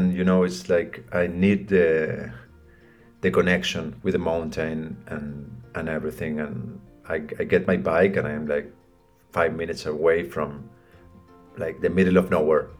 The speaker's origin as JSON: {"language": "English", "region": "Buenos Aires", "country": "Argentina", "second_language": "English", "moved": "as an adult", "lives_now": "Mendoza, Argentina", "said": "my family's from Buenos Aires."}